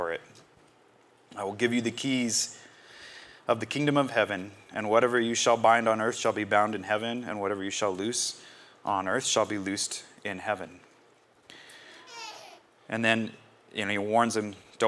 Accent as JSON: {"language": "English", "country": "United States", "said": "I'm an American"}